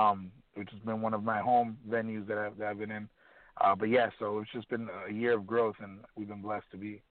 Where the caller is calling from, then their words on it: Chicago, Illinois, United States; I'm calling from Chicago, Illinois.